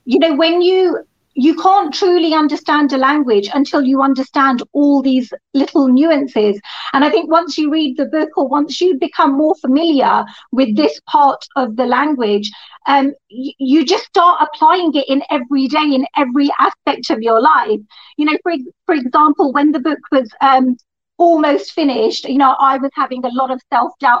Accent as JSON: {"language": "English", "region": "England", "country": "United Kingdom", "tie": "born or raised there", "said": "was born and brought up in England"}